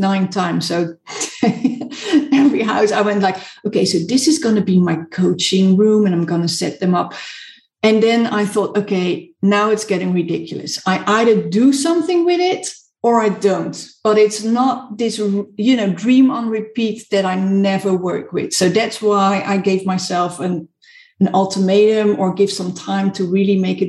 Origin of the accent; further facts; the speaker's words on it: Netherlands; also born or lived in South Africa; now in United Kingdom; I'm from the Netherlands